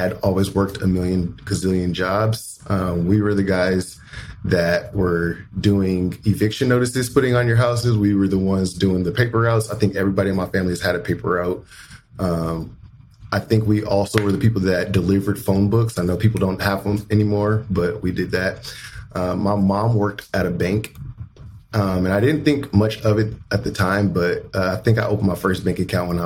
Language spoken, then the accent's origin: English; Las Vegas, Nevada, United States; moved away as an adult; also born or lived in Kentucky / Indiana; I was born and raised in Las Vegas